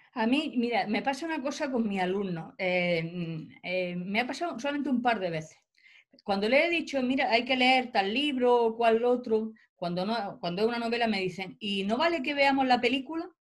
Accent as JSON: {"language": "Spanish", "area": "Albox, Almería", "region": "Andalusia", "country": "Spain", "tie": "born or raised there", "moved": "yes", "lives_now": "Granada, Spain", "said": "Yo vengo de un pueblo de Almería, de Alboy. Yo ahora doy clase en Granada, pero mi el pueblo donde yo he vivido y he pasado mi infancia es un pueblo relativamente pequeño"}